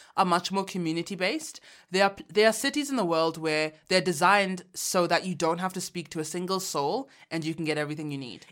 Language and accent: English; Uganda; moved away; I took a trip back home. I'm from Uganda